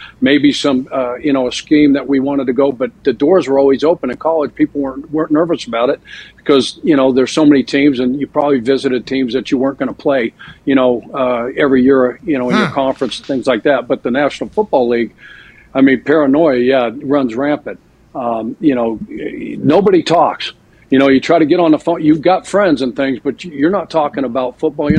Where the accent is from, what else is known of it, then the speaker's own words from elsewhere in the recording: Colorado, United States; now in Idaho, United States; growing up in Colorado